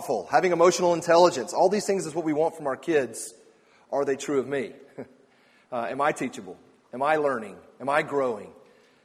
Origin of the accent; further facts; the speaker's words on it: Atlanta, Georgia, United States; I grew up in Atlanta